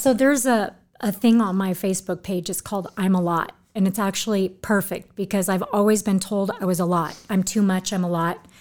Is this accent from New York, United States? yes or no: no; Orange County, California, United States; moved away as an adult; also born or lived in Newport Beach / Huntington Beach; I'm from Orange County